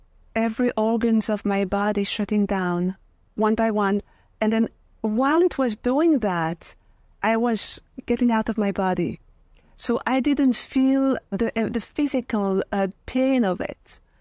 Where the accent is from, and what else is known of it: Belgium; born or raised there; also born or lived in France; now in United States